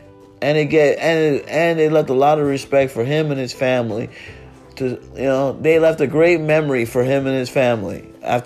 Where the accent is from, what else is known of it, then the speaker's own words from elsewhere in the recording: Miami, Florida, United States; I'm from Miami. I live in Miami